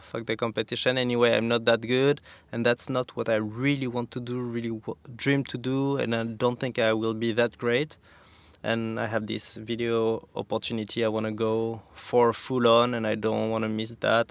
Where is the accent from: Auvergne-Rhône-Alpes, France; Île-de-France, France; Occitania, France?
Occitania, France; Saint-Lary-Soulan; also born or lived in Val Thorens, France; now in Capbreton, France; I grew up in the Pyrenees, like a half hour from Spain in a resort called Saint Lary.